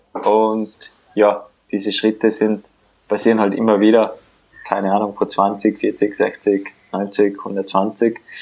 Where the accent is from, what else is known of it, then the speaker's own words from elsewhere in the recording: Tyrol, Austria; also born or lived in Vienna; dass ich in Tirol aufgewachsen bin